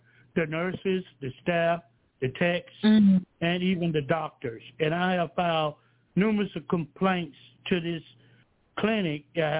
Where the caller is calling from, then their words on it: Georgia, United States; I'm calling from Georgia.